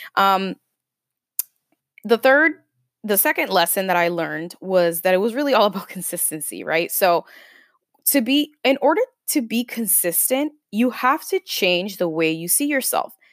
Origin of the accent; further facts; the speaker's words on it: Lynn, Massachusetts, United States; moved away as an adult; also born or lived in Bronx, New York; growing up in Lynn